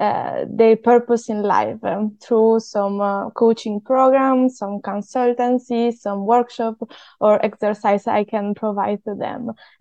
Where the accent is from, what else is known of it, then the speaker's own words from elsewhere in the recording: Italy; I'm from Italy, as you can hear, of course.